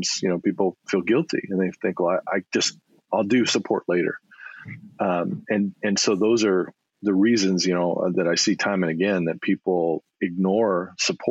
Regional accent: Rowland Heights, California, United States; moved away as an adult; also born or lived in Colorado / Las Cruces, New Mexico; I grew up in the San Gabriel Valley in a little town called Roland Heights.

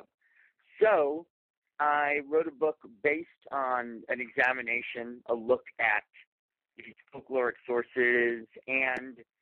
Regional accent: New York, United States; I grew up in New York

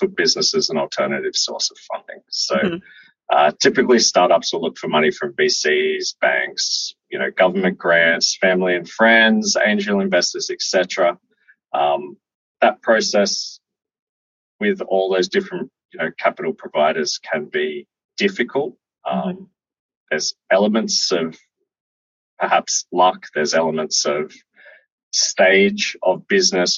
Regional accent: Sydney, New South Wales, Australia; moved away as an adult; now in Toronto, Canada; I'm originally from Sydney, Australia, and I moved here. I'm in Toronto. I moved to Toronto in late 2016.

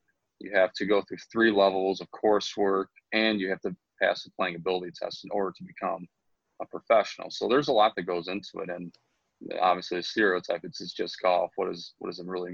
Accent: St. Clair Shores, Michigan, United States; also born or lived in Grosse Pointe / Eastpointe; we got out of East Pointe when I was 4 and moved to St. Clair Shores, and from there I went to Lakeshore in high school, Kennedy Rogers, so I kind of stayed in Lakeshore's district throughout my childhood

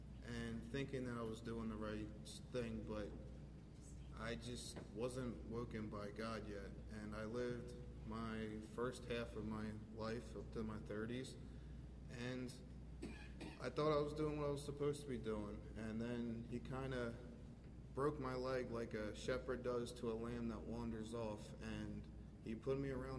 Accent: Royersford, Pennsylvania, United States; I grew up in Roersford. And I grew up in a church family

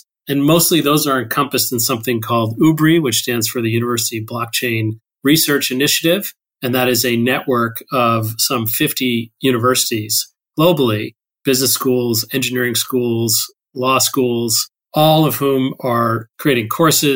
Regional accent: Toronto, Ontario, Canada; moved away as an adult; also born or lived in Bloomington, Indiana / Pacific Northwest, United States; now in United States; I grew up in Toronto, Canada, mostly

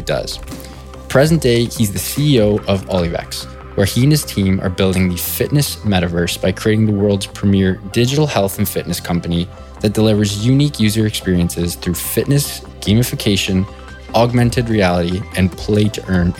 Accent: Toronto, Ontario, Canada; accent: Canadian; I'm from Toronto, born and raised. They probably hear my Canadian accent.

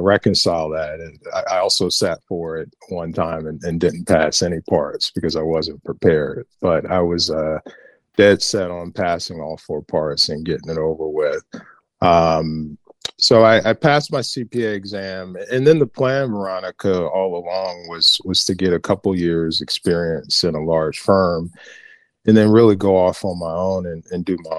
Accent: Northern New Jersey, United States; born and raised in Northern New Jersey, born in North New Jersey, spent most of my life in the state

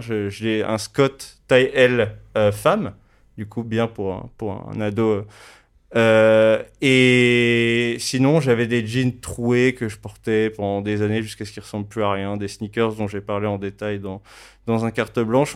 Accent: Paris, Île-de-France, France; j'ai grandi dans le Marais à Paris

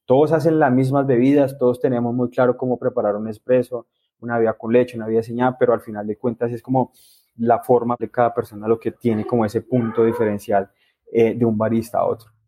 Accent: El Espinal, Tolima, Colombia; now in Huila, Colombia; Yo soy del Espinal Tolima

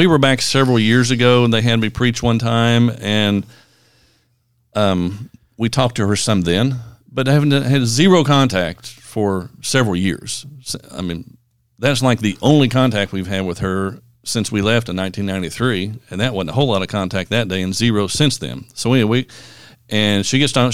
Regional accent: Lexington, Kentucky, United States; I'm from Lexington, which is right, you know, Nicholasville and Lexington.

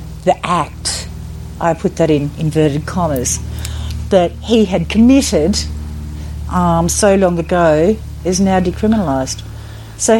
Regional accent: Goulburn Valley, Victoria, Australia; also born or lived in Mildura, Victoria / Melbourne; I've lived the majority of my life in the Goulburn Valley. I was born in Mildura, so moved down here eventually when I was a little girl

